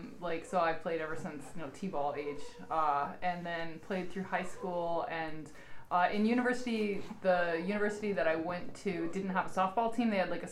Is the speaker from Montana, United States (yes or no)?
yes; Montana, United States; moved away; I'm from Montana.